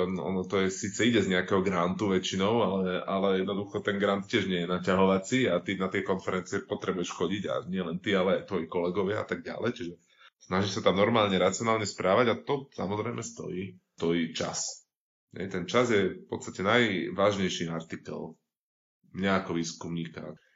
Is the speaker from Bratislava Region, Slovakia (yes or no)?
yes; Bratislava, Bratislava Region, Slovakia; pochádzam z Bratislavy